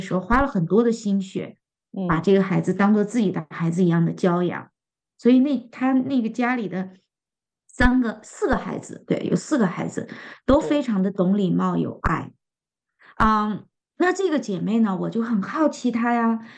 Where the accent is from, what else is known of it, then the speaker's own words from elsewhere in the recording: China; 因为这个食物真的是太适合我们中国人的胃了